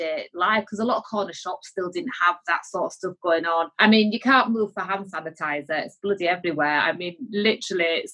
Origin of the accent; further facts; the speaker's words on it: Yorkshire and the Humber, United Kingdom; I'm from Yorkshire